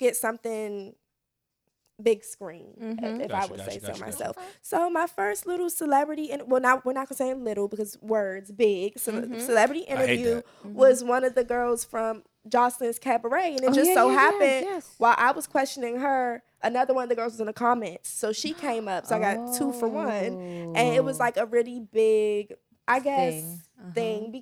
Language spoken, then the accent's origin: English; Upper Marlboro, Maryland, United States; I am from PG County, Maryland. I went to Wise.